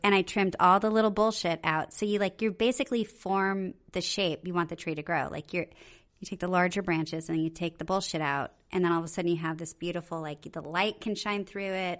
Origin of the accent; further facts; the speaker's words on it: Okinawa, Japan; I was born in Okinawa